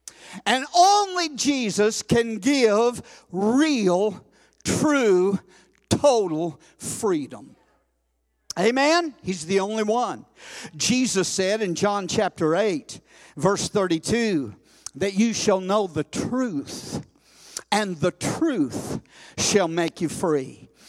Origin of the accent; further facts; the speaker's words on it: United States; I'm thankful today that I was born in America